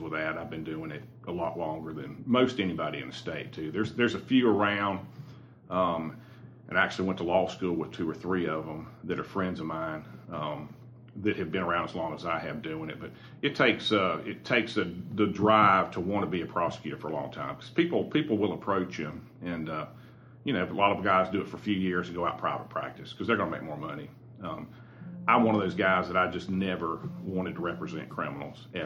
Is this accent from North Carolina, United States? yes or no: no; Greenville, South Carolina, United States; now in Anderson, United States; I grew up in Greenville, South Carolina. I lived there pretty much my whole life.